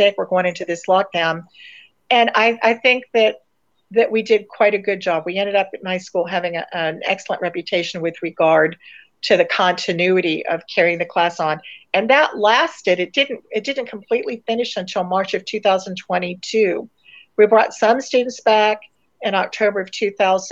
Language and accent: English; Pensacola, Florida, United States; moved away as an adult; I'm living back in my hometown